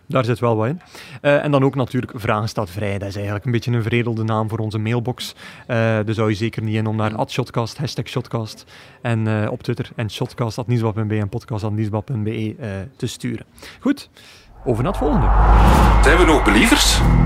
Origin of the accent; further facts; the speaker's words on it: Belgium; wij als Belgen